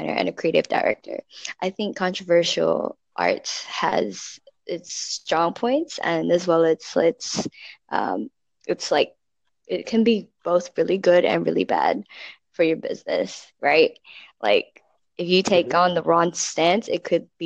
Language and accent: English; Singapore; I'm from Singapore. I am located right now in Singapore.